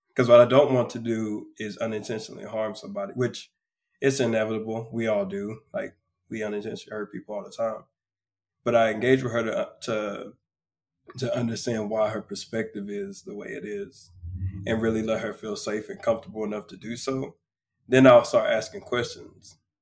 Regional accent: close to Houston, South Texas, United States; I am a man from South Texas, uh, close to Houston, be exact. I'm a country boy. grew up basically on the water every weekend

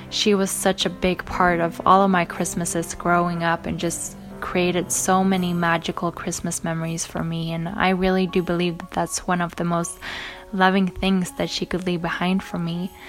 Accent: Sweden; I'm from Sweden.

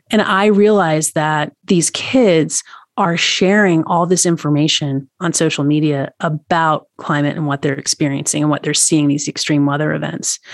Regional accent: Tennessee, United States; now in Montana, United States; I'm from Tennessee.

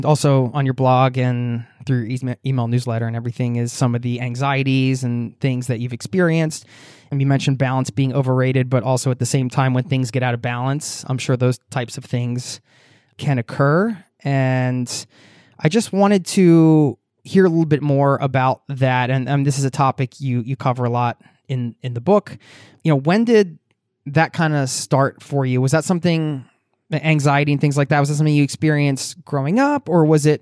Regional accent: outside of Philadelphia, Pennsylvania, United States; moved away; I grew up in I grew up in the Northeast too, outside of Philly

